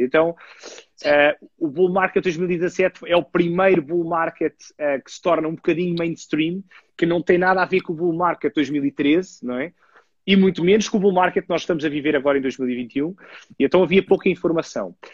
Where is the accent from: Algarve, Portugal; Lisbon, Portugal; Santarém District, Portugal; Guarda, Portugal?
Lisbon, Portugal; eu tenho, tenho 35 anos e sou natural de Lisboa